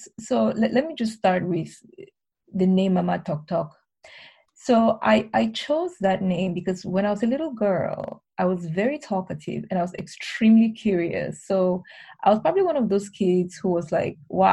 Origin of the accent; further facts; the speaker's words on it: Cameroon; I was born and raised in Cameroon